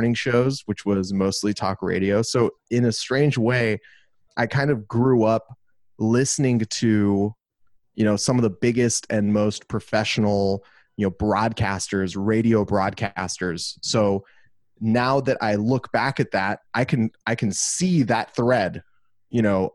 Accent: Los Angeles, California, United States; moved away as an adult; also born or lived in Glendale, California; now in Austin, United States; I was born and raised in Los Angeles, California

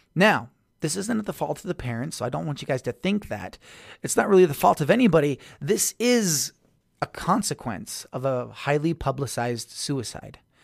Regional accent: Tooele County, Utah, United States; that's my hometown

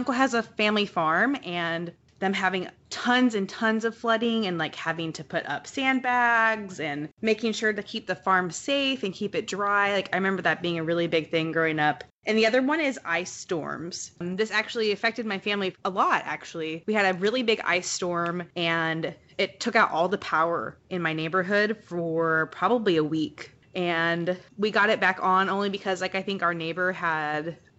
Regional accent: Missouri near Kansas City, United States; now in Illinois, United States; I grew up in Missouri near Kansas City.

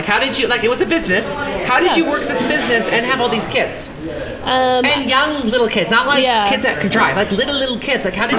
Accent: Santa Barbara, California, United States; now in Utah, United States; I'm born and raised in Santa Barbara.

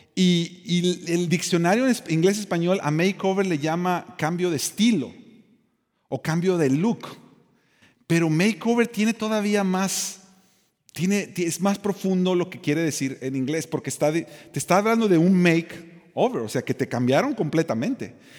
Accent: Mexico; yo soy de México

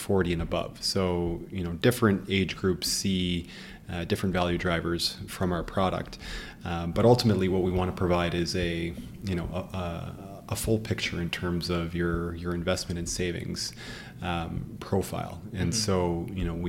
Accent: Ottawa, Ontario, Canada; moved away as an adult; also born or lived in Waterloo; now in Toronto, Canada; born and raised in Ottawa

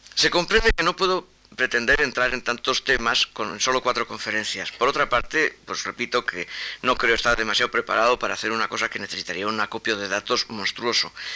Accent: Spain; first language Spanish; yo soy español

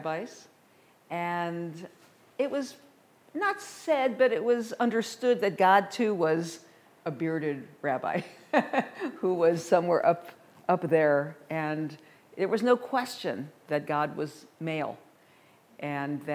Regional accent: St. Louis, Missouri, United States; now in Colorado, United States; I was raised in the Midwest in St. Louis

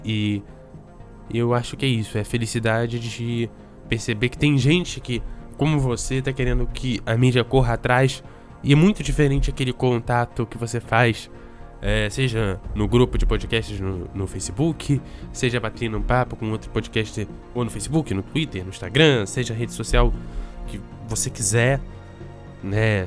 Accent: Rio de Janeiro, Brazil; now in Espírito Santo, Brazil; eu sou carioca

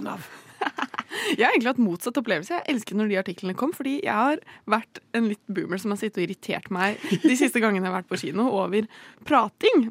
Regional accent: Bærum, Akershus, Norway; jeg kommer jo fra Bærum, og der er det obligatorisk med mer merkevæske fra mm. ungdomsskolen

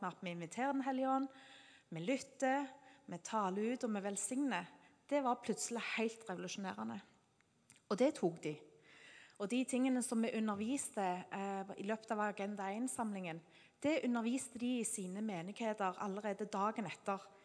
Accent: Norway; Siden vi er nordmenn

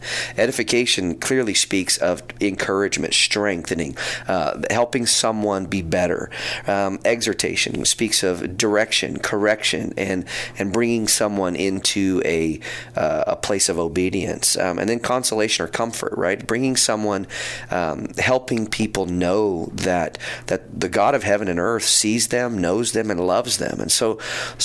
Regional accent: Neosho, Missouri, United States; I was born and raised here in Neosho

